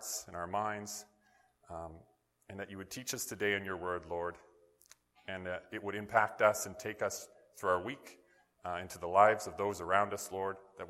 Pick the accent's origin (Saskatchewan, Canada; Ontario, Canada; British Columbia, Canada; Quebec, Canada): British Columbia, Canada; northern; what would eventually become my hometown in northern BC